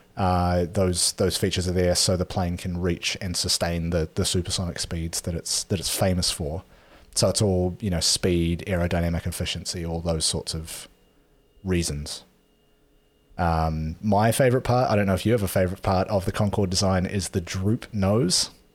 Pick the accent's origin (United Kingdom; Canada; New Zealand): New Zealand; growing up in New Zealand